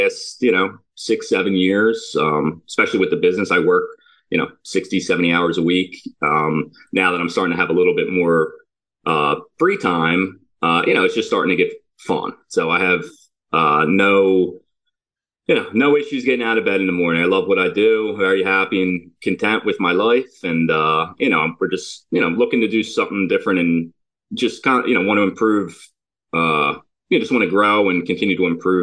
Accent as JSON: {"language": "English", "town": "Havertown", "region": "Pennsylvania", "country": "United States", "tie": "born or raised there", "said": "I grew up in Havertown"}